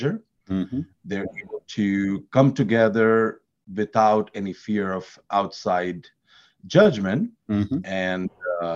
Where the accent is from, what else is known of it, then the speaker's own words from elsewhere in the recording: India; Having born and brought up in India